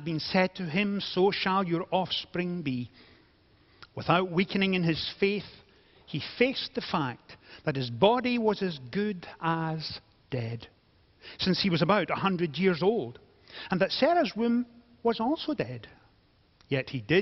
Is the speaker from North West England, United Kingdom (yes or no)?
no; Scotland, United Kingdom; being Scottish